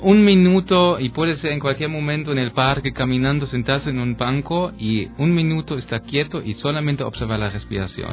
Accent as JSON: {"language": "Spanish", "region": "East Germany", "country": "Germany", "also_born_or_lived": "Berlin, Germany", "second_language": "Spanish", "moved": "yes", "said": "yo soy de Alemania y de México"}